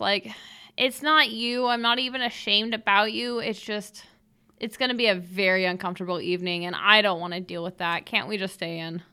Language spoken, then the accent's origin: English; Idaho, United States; we like to stay in Idaho